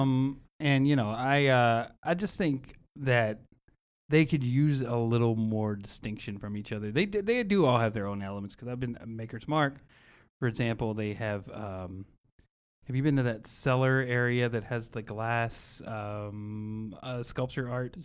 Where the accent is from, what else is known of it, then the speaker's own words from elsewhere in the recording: Bardstown, Kentucky, United States; I grew up in Bardstown